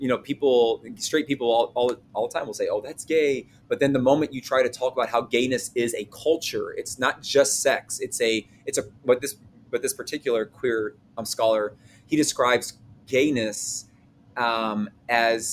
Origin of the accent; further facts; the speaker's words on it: the South, United States; I'm a Southerner.